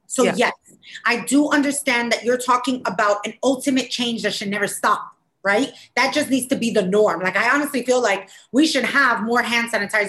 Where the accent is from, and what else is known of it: United States